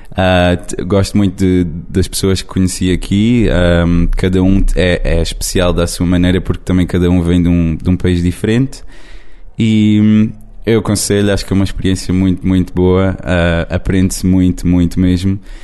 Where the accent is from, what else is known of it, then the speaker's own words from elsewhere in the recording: Algarve, Portugal; moved away as an adult; now in Lisbon, Portugal; eu venho de, do Algarve, mas estudo em Lisboa